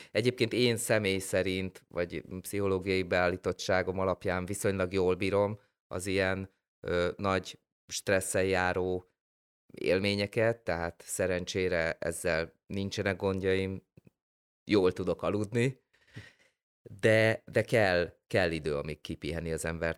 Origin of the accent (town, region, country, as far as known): Hungary